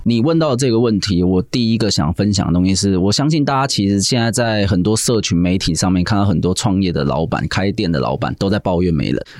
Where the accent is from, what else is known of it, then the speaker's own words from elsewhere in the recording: Taiwan; moved away as an adult; also born or lived in Hong Kong; 尤其是我们台式的文化，非常的吃我们台湾人这三个字